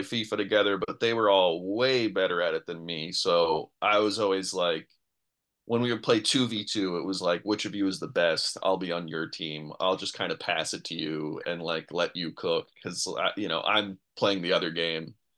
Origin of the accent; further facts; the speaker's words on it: New York, United States; I grew up in New York